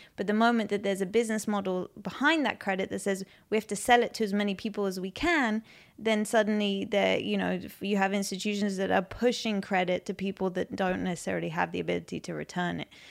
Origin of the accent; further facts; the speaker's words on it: London, United Kingdom; moved away as an adult; also born or lived in United States; now in Israel; Um, so I grew up in London. Um, I grew up in West London.